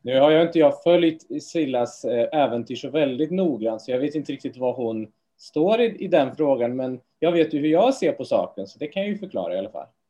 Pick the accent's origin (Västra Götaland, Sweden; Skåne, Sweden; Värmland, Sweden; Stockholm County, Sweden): Västra Götaland, Sweden; Trollhättan; moved away; jag är från Trollhättan från början